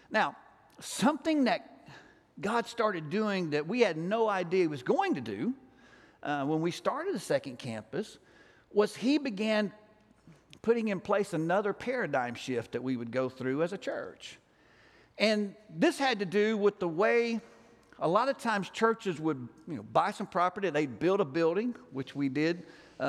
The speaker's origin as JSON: {"language": "English", "region": "Alabama", "country": "United States", "said": "I'm from Alabama"}